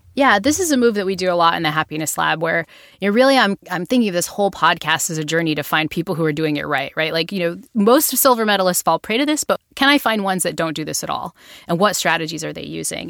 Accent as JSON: {"language": "English", "region": "Northeast", "country": "United States"}